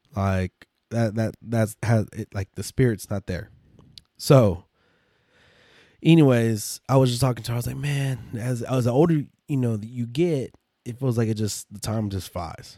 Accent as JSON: {"language": "English", "region": "West Texas", "country": "United States", "said": "we're from Texas, so West Texas"}